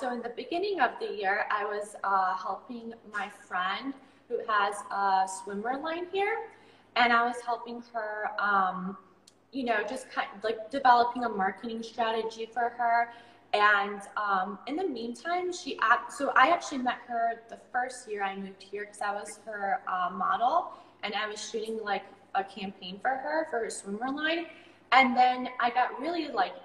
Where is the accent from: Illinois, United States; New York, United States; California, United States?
Illinois, United States; Chicago; moved away as an adult; now in Bali, Indonesia; I grew up in Chicago